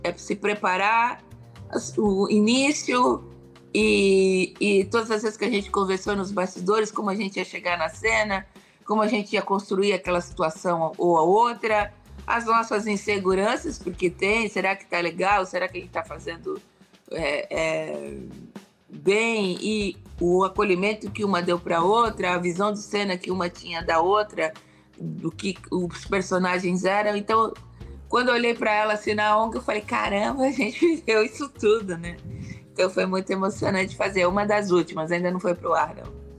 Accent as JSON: {"language": "Portuguese", "country": "Brazil", "said": "sou brasileira"}